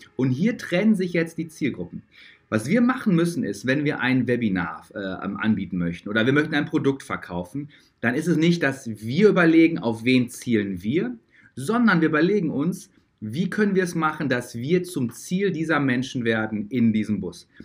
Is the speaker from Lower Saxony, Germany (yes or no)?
no; Dortmund, North Rhine-Westphalia, Germany; Ich komme ja aus Dortmund. Dortmunder Jung